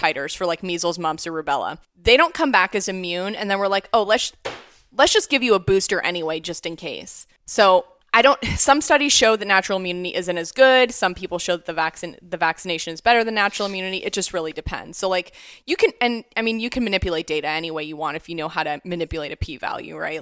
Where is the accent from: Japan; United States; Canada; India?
United States; Canfield, Ohio; I grew up in Youngstown, Ohio, near Youngstown, Ohio, Canfield